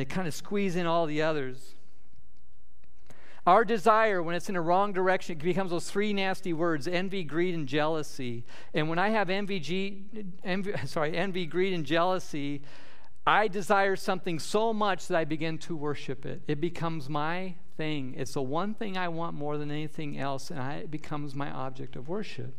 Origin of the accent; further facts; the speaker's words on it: Nebraska, United States; moved away; we have up north growing up in Nebraska